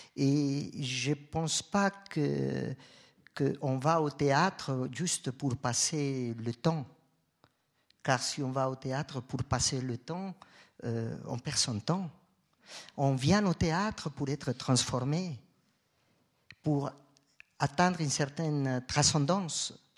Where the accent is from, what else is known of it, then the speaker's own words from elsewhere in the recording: Colombia; moved away as an adult; now in Switzerland; Moi, je viens de la Colombie. Euh, quand j'ai quitté la Colombie